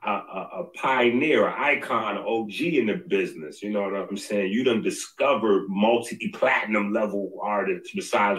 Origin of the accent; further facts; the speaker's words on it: New York City, New York, United States; I'm from 158th Street in the Bronx